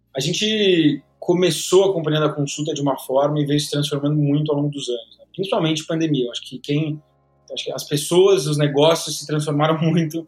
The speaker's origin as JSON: {"language": "Portuguese", "region": "São Paulo", "country": "Brazil", "tie": "born or raised there", "said": "Eu sou aqui de São Paulo, então nasci, cresci aqui em São Paulo"}